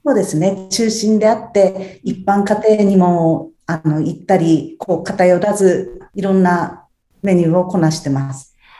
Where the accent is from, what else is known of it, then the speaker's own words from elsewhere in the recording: Tsuchiura, Ibaraki, Japan; 生まれも育ちも茨城県の土浦市ですね